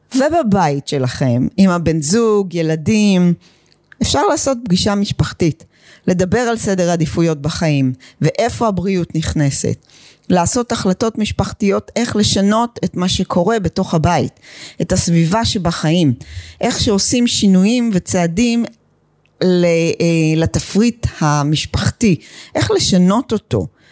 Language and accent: Hebrew; Israel; moved away; also born or lived in United States; תושבת חדשה ישנה בישראל, אחרי 21 שנים בארצות הברית